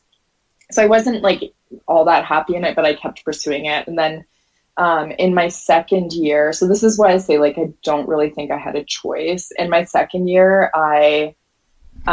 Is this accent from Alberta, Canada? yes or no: yes; Calgary, Alberta, Canada; moved away as an adult; also born or lived in Nova Scotia; I'm from Calgary, Alberta, and for some reason I decided that like I just wanted to change my whole life, and I wanted to get like as far away from like my hometown and like my high school as possible